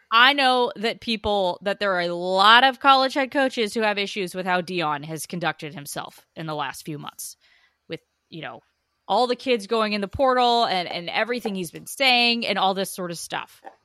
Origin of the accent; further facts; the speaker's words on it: Oregon, United States; I was born and raised on the Oregon, Oregon State rivalry.